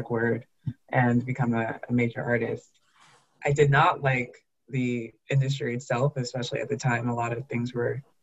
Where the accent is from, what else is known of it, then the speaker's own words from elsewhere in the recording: Armonk, New York, United States; I was born and raised in Westchester County, New York. It's about an hour outside the city, a town called Armonk